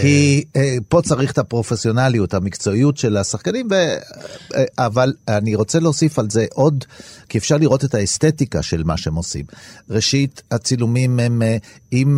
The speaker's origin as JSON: {"language": "Hebrew", "country": "Israel", "tie": "born or raised there", "said": "אני נולדתי בארץ, אבל כן, אני בן למהגרים מאיטליה"}